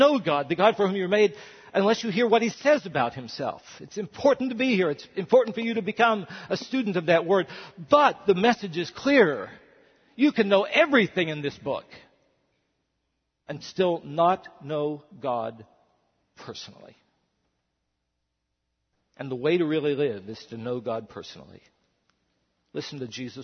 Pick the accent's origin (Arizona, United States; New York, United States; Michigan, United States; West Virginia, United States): West Virginia, United States; I'm a white male. And I'm a pastor and I'm from West Virginia